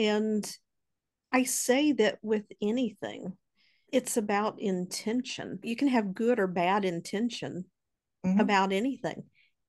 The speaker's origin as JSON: {"language": "English", "region": "Southern United States", "country": "United States", "tie": "born or raised there", "said": "I grew up in the Bible Belt, and I wasn't introduced into church on a regular basis until I was around 10 years old."}